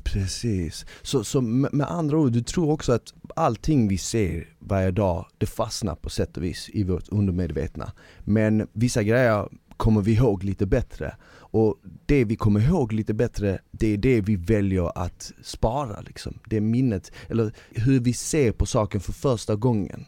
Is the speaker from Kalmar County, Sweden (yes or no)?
no; Malmö, Skåne, Sweden; jag växte upp i Malmö